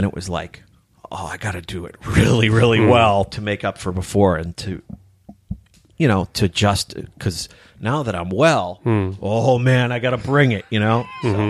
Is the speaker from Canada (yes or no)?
no; Ireland; I'm pale, I'm Irish, I'm a writer, and I'm an alcoholic.